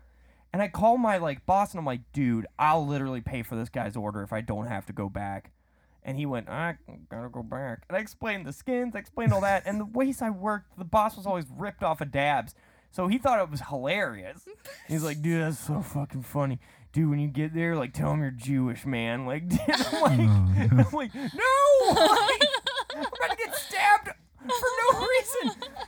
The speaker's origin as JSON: {"language": "English", "region": "Wales", "country": "United Kingdom", "said": "Should I tell him I'm Welsh? I think it's too late."}